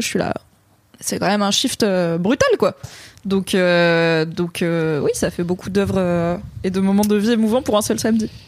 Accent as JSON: {"language": "French", "area": "Drôme", "region": "Auvergne-Rhône-Alpes", "country": "France", "tie": "born or raised there", "said": "50 bornes de là où j'ai grandi dans la Drôme"}